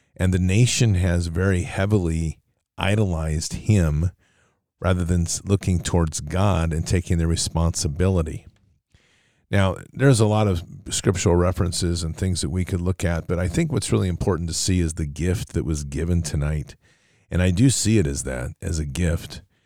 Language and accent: English; United States; as an American public